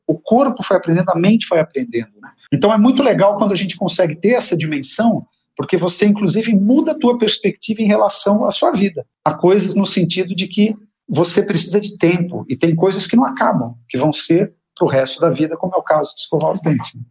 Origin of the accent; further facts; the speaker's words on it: Brazil; A nossa cultura, como brasileiros